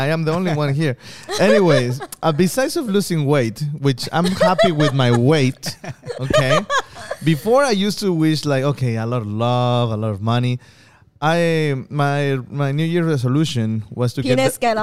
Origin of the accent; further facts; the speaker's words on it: Mexico; I'm still Mexican